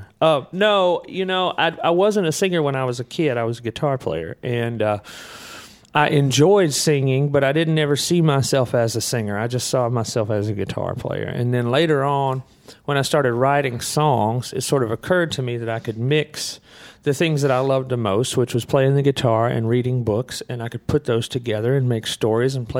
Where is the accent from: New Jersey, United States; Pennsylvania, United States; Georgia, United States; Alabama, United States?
Alabama, United States; Muscle Shoals; I grew up in Muscle Shoals, Alabama, just outside of Muscle Shoals, Alabama